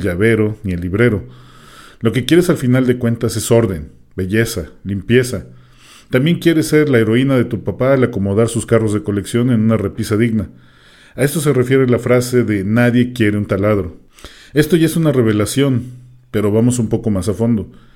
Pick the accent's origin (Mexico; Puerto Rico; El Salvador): Mexico; al menos aquí en México, porque es un dicho que nosotros decimos